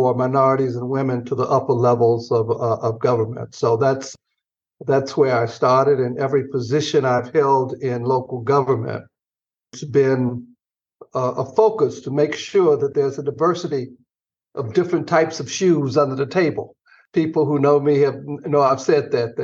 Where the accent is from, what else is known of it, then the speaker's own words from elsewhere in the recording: Atlanta, Georgia, United States; moved away; I grew up in Atlanta